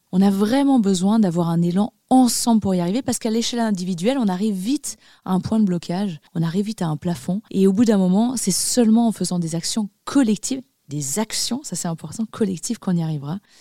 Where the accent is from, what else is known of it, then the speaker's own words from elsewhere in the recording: Annecy, Auvergne-Rhône-Alpes, France; J'ai grandi dans les Alpes. Je suis née à Annecy, en Haute-Savoie